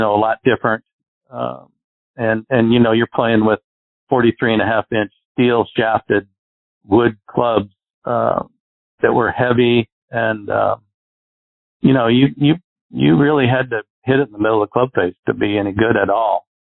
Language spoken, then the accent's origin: English; Arizona, United States; I grew up in Arizona where we get no wind here